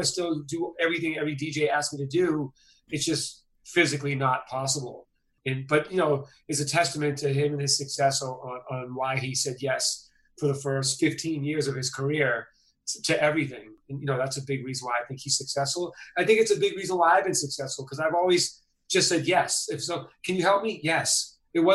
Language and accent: English; Boston, Massachusetts, United States; moved away; I'm from Boston.